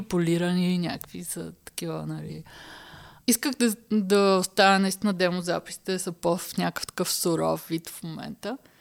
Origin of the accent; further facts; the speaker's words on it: Haskovo, Haskovo Province, Bulgaria; now in Berlin, Germany; Аз нали съм от Хасково